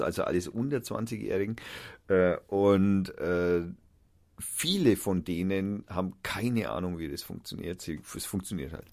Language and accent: German; Nuremberg, Bavaria, Germany; moved away as an adult; now in Fürth, Germany; ich bin ja eigentlich Nürnberger